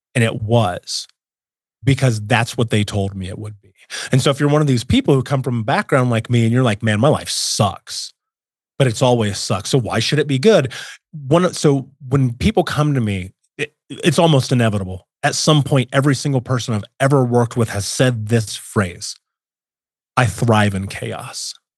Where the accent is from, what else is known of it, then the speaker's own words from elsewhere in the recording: Indianapolis, Indiana, United States; I grew up in Indianapolis, in America, in the nineties, well, eighties and nineties.